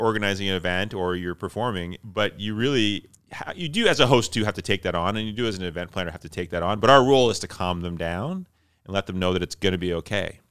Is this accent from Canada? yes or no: yes; Flin Flon, Manitoba, Canada; moved away; also born or lived in Toronto / Georgetown / Winnipeg; I am originally from Flin Flon, Manitoba, which is northern Manitoba